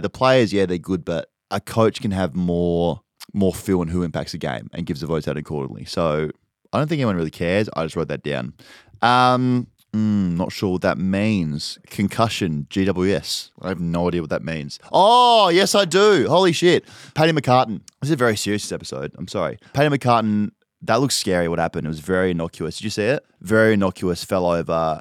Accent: Adelaide, South Australia, Australia; I'm from Adelaide

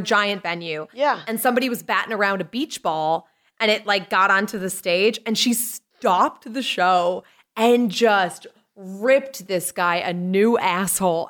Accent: Lynn, Massachusetts, United States; also born or lived in Salisbury, Massachusetts; I grew up in Lynn originally till I was like ten or eleven. Then we moved up north to Salisbury

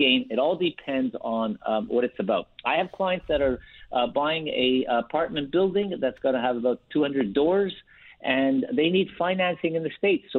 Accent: Canada; We are Canadian, but we are doing U.S. planning for Canadians.

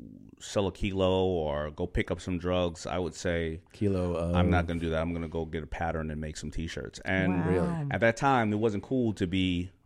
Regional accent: New York City, New York, United States; I'm from Hollis, Queens.

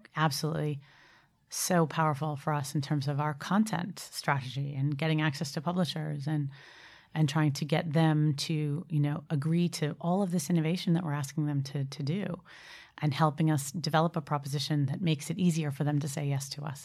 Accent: Boston, Massachusetts, United States; moved away as an adult; now in United Kingdom; I'm from Boston originally

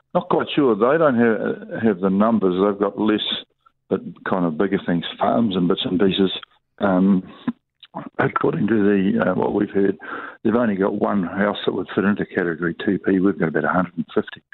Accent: New Zealand; the nature of our country. You know, the, the essence of being a New Zealander

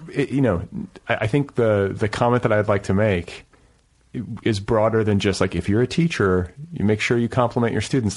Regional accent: Midwest, United States; in my generation, especially growing up in the Midwest

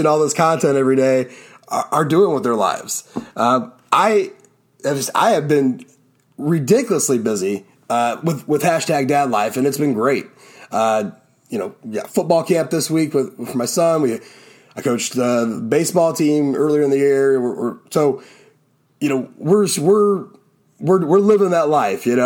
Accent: Ohio, United States; I'm still in my hometown. So it was going back to my old high school

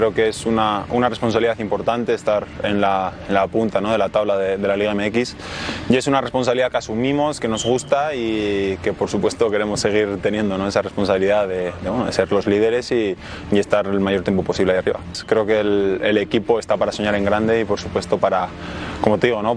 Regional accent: Monterrey, Nuevo León, Mexico; yo me crié en Monterrey

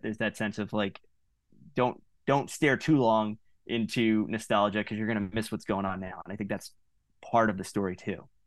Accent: Long Island, New York, United States; now in Philadelphia area, United States; I'm not from the area originally. Uh, I'm from Long Island

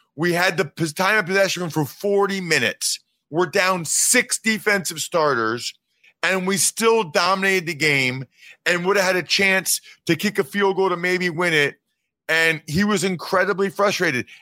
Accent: Reading, Pennsylvania, United States; I'm from Reading, Pennsylvania

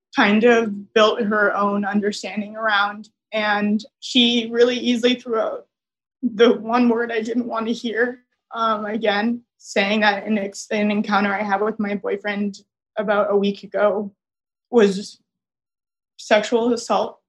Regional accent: Massachusetts, United States; moved away as an adult; now in Miami, United States; I live in Miami alone, and I'm from Massachusetts

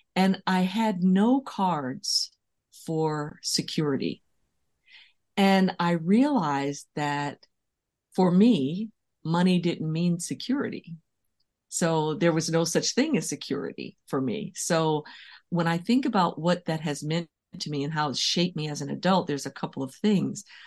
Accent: San Francisco, California, United States; I was born and raised in San Francisco

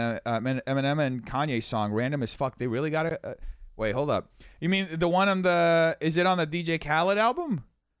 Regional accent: Brazil; also born or lived in New York; now in Los Angeles, United States; I didn't grow up in America. I grew up in Brazil.

